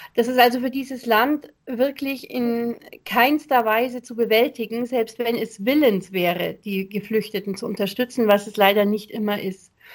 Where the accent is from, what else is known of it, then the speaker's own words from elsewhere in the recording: Germany; bei uns in Deutschland